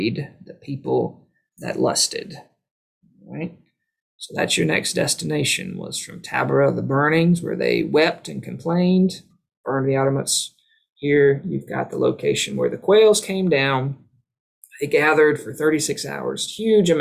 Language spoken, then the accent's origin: English; Tifton, Georgia, United States; my hometown, Tifton